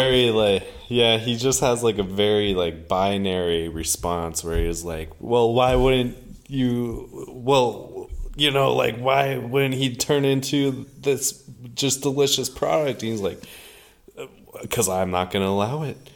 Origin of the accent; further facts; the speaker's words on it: Minnesota, United States; growing up in Minnesota, it, it was like, uh, this was regular life